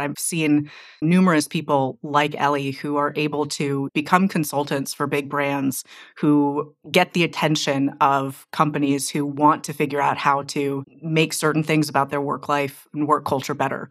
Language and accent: English; Silicon Valley, California, United States; I'm from Silicon Valley